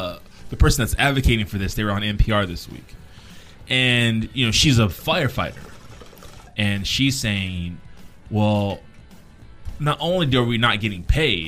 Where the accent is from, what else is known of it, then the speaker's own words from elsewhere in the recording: United States; As an American citizen, if I know you're coming out, while you're in there, I want you really, really working on yourself